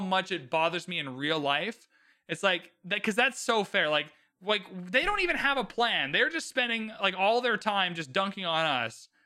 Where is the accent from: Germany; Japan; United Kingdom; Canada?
Canada; I'm super Canadian